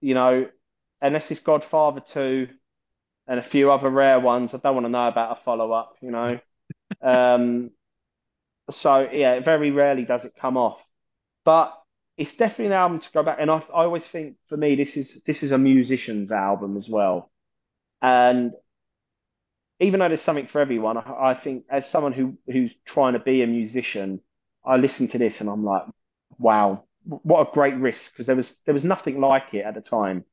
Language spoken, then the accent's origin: English; London, United Kingdom